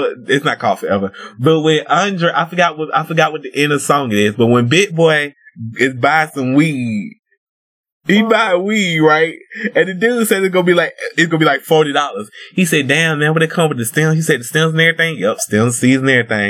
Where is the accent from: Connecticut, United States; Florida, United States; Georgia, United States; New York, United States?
Georgia, United States; Atlanta; I'm from Atlanta, I'm an ATLian